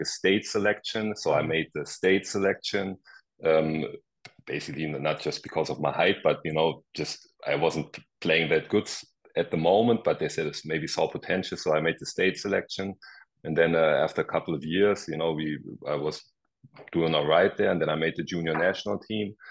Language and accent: English; Germany; moved away as an adult; also born or lived in Rhode Island; I grew up in Germany.